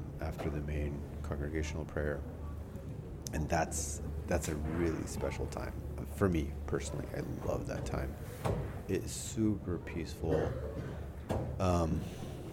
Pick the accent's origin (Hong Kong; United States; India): India; moved away; I'm from India